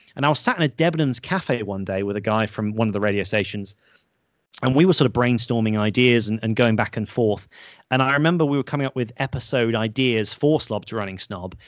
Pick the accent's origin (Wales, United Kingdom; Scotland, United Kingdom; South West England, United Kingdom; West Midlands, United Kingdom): South West England, United Kingdom; the Cotswolds; accent: posh; growing up in the Cotswolds